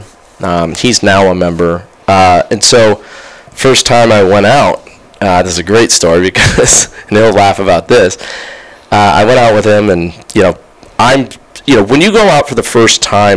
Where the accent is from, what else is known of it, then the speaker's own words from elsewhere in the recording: the Bay Area peninsula, California, United States; also born or lived in Santa Clara County; now in Sacramento, United States; I grew up in the Bay Area, so I grew up on the peninsula